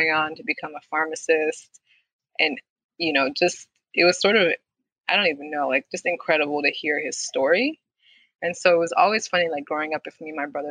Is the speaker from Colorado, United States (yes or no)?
yes; Denver, Colorado, United States; moved away as an adult; also born or lived in St. Louis, Missouri; now in Washington, D.C., United States; I grew up in Denver, Colorado for the majority of my life.